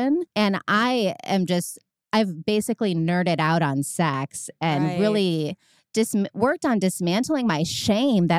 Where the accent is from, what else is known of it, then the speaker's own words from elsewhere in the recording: Medina, Ohio, United States; It's actually Medina, Ohio. It's a small like country town outside of the city